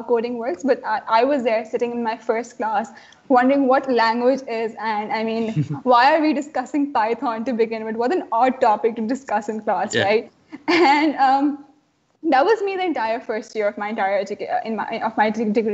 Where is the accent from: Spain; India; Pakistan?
Pakistan; Karachi, Sindh; I was stuck in Karachi, my hometown